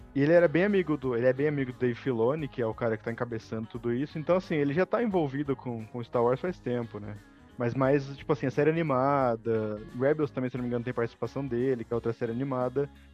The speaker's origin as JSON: {"language": "Portuguese", "country": "Brazil", "accent": "interior", "said": "meu sotaque porque eu sou do interior"}